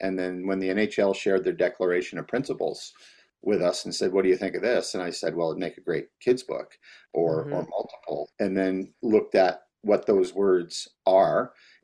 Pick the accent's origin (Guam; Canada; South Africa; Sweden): Canada; now in Edmonton, Canada; I'm Canadian